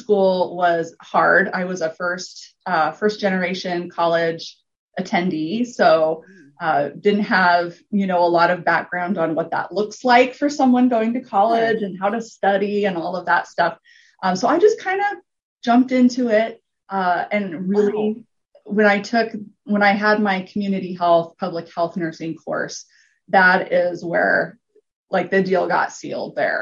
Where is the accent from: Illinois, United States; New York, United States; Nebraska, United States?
Nebraska, United States; Gering; also born or lived in Lincoln, Nebraska; I was born and raised in Gearing, Nebraska, which is a little town in the panhandle